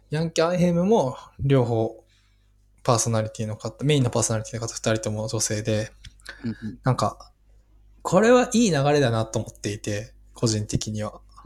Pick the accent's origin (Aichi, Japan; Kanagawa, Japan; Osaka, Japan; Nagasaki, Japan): Osaka, Japan; 大阪のなんか出身だし